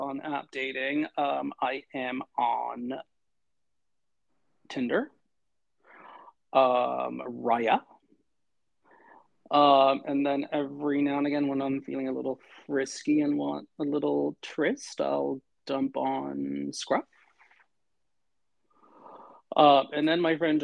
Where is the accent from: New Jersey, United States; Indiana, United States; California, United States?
California, United States; Los Angeles; also born or lived in New York; I am in not so sunny Los Angeles, California. Angelino, born and raised, have had stints in New York as well